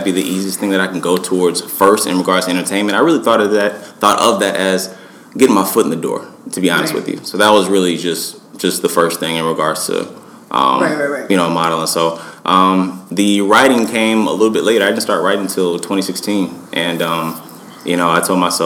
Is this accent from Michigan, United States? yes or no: no; Pasadena, California, United States; now in Miami, United States; I'm originally from California, so I'm from Pasadena, California, out here in Miami, Florida now